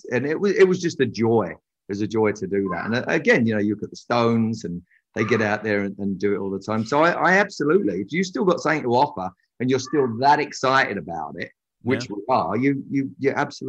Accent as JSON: {"language": "English", "region": "London", "country": "United Kingdom", "said": "I'm from London"}